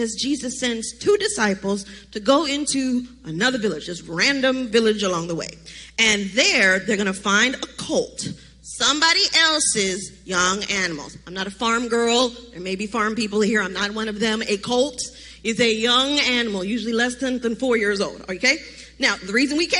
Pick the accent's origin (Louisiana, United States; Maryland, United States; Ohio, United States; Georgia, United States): Maryland, United States; Baltimore; now in Charlotte, United States; I am from Baltimore, Maryland